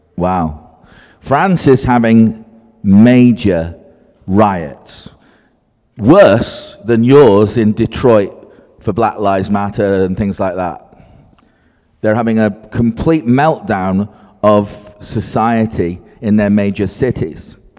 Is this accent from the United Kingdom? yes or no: yes; Scotland, United Kingdom; now in Cheshire, United Kingdom; I'm Scottish, I work in Cheshire, the northwest of England